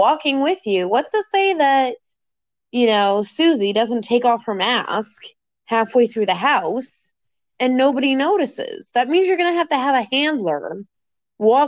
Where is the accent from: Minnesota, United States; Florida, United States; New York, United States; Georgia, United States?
Florida, United States; moved away; I was born in Florida.